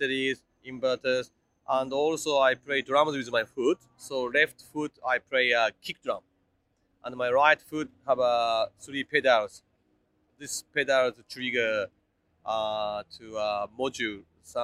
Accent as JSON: {"language": "English", "town": "Kuwana", "region": "Mie", "country": "Japan", "tie": "born or raised there", "also_born_or_lived": "Auckland, New Zealand", "second_language": "English", "moved": "as an adult", "lives_now": "Melbourne, Australia", "said": "I'm originally come from Japan"}